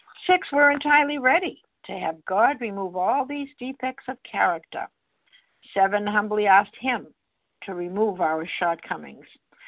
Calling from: Massachusetts, United States; I'm calling from Massachusetts, gratefully recovered.

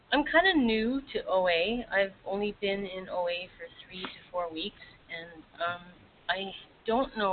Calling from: Vancouver, British Columbia, Canada; I'm calling from Vancouver.

